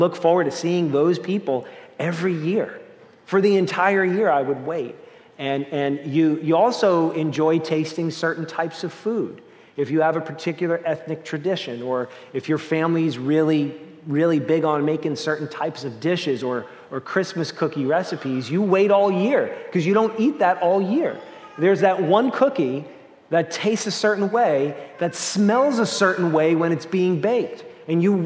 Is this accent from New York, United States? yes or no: yes; Long Island, New York, United States; in my family, growing up on Long Island